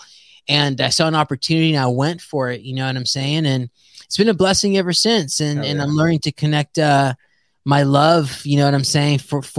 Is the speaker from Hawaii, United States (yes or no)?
no; San Jose, California, United States; I'm a first generation American, born and raised in San Jose.